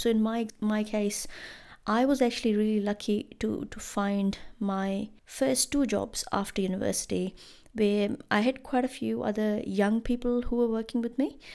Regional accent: India; moved away as an adult; now in Christchurch, New Zealand; as an Indian student here in, in Christchurch

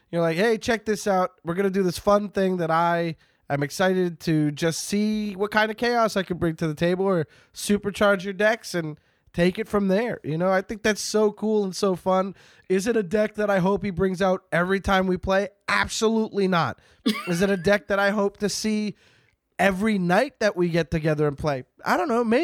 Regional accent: Canada; I'm Canadian. The Midwestern accent is basically Canadian.

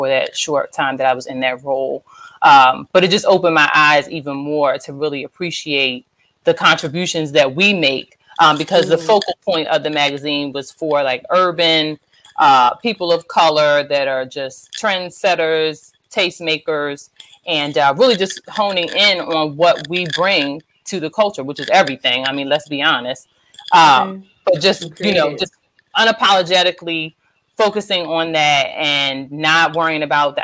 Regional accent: Eastern Shore, Maryland, United States; I'm from the Eastern Shore, but you know, Maryland

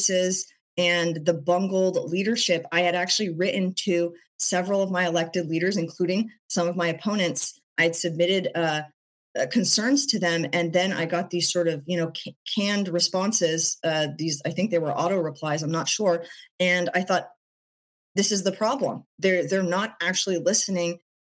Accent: Portland, Oregon, United States; I was born in Portland, and I see the place that I've called home for most of my life

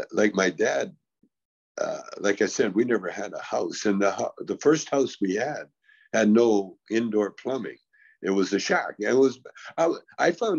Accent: Calgary, Alberta, Canada; when I grew up in Calgary

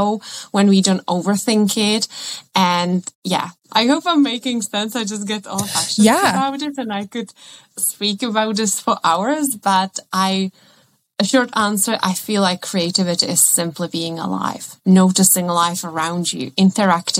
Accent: Czechia; first language Czech; English is a second language; moved away; I come from the Czech Republic and I studied at Prague

